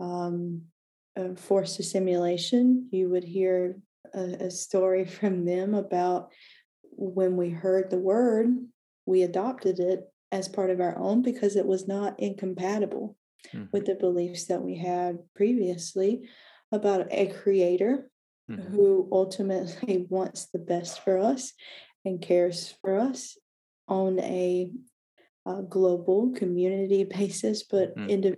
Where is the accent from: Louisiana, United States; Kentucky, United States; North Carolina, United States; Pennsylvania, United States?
North Carolina, United States; moved away as an adult; now in California, United States; Where I grew up in North Carolina, which is part of the American South, it's predominantly Protestant